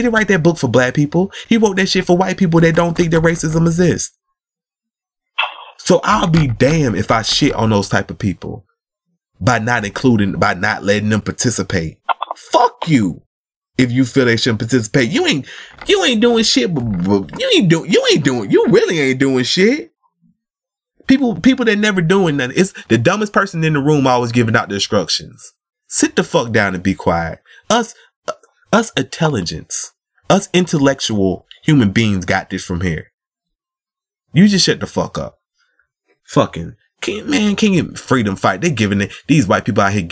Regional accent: United States; We was born in America

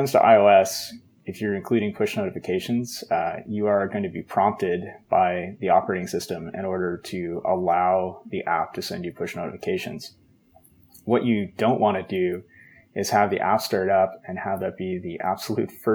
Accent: Canada; I'm Canadian

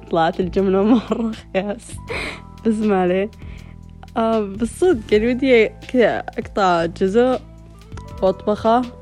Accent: Saudi Arabia; وفي كذا عندنا بالسعودية يعني مثلا يعني قتل يعني من خمسة وعشرين لثلاثين سنة

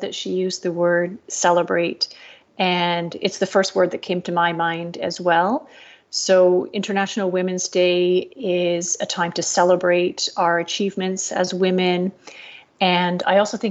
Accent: Canada; moved away as an adult; now in Singapore; I'm originally from Canada, and I've been living in Asia with my family for the past 8 years. And I'm based in sunny Singapore

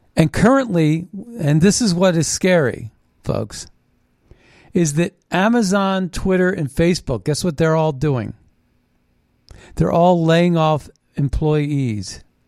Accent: Ohio Valley, United States; I grew up in the Ohio Valley

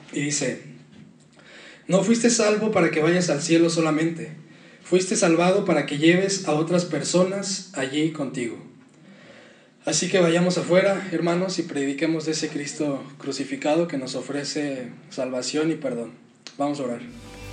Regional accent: Mexico; nuestro contexto en México

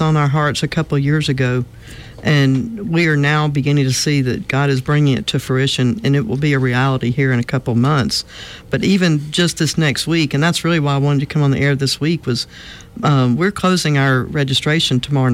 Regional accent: Montgomery, Alabama, United States; also born or lived in Mobile, Alabama / Denver, Colorado; I grew up in Montgomery.

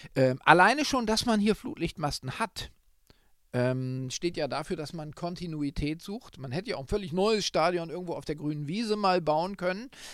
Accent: Northern Germany, Germany; moved away as an adult; now in Munich, Germany; der als Norddeutscher jetzt schon viele Jahre in München wohnt

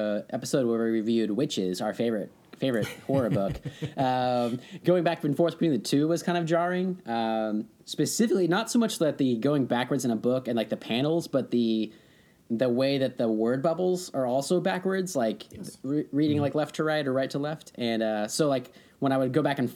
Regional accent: United States; accent: American; my American accent

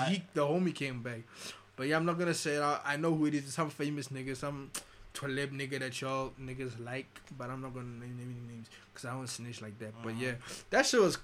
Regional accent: Pretoria, Gauteng, South Africa; I'm from Pretoria

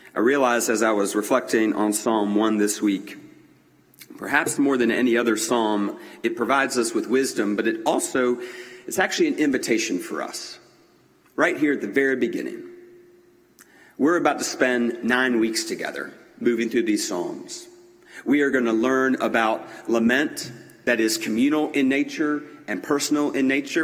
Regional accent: Greenville, South Carolina, United States; growing up in Greenville at John Knox Presbyterian Church in Greenville, South Carolina

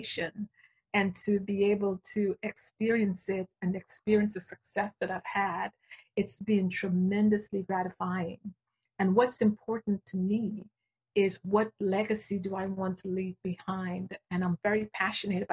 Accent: Guyana; moved away; I grew up in a small country. I was born in Guyana, South America

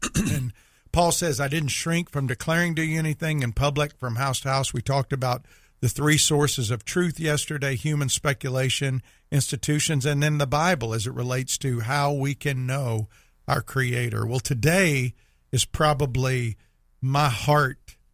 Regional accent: Meridian, Mississippi, United States; moved away; I grew up in Meridian

